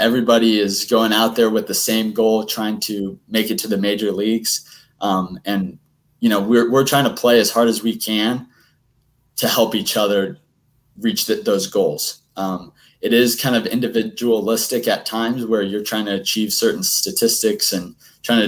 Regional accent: Indiana, United States; I'm from Indiana

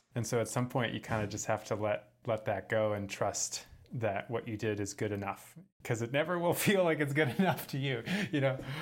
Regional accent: San Francisco, California, United States; moved away; I'm from San Francisco, um, but now I live in my van full-time.

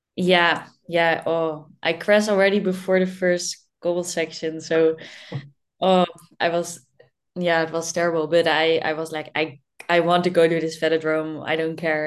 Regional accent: Netherlands; I born in the Netherlands and that I'm in Dutchie

